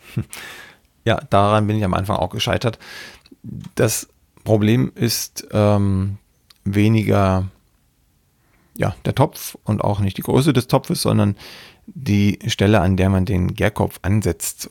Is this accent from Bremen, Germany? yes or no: no; Saxony, Germany; ich komme ja aus Sachsen